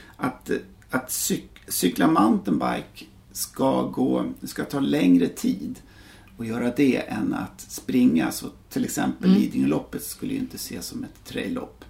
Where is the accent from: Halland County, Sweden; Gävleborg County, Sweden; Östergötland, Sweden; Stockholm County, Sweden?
Stockholm County, Sweden; Täby; moved away as an adult; also born or lived in United States / Verbier / Björkliden / Åre; jag är från, från Täby, norr om stan